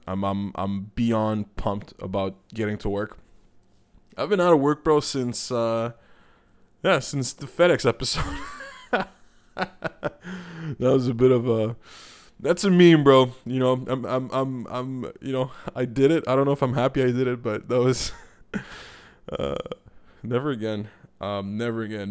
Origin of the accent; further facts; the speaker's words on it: Canada; also born or lived in Montreal, Quebec; I'm being Canadian right now